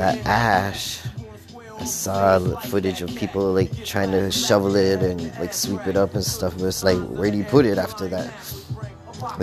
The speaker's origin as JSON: {"language": "English", "town": "Toronto", "region": "Ontario", "country": "Canada", "tie": "born or raised there", "said": "being born and raised in Toronto"}